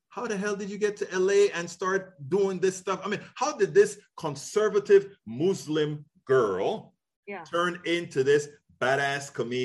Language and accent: English; Panama; now in United States; I'm originally from Panama, so I speak English and Spanish and a few little permutations thereof.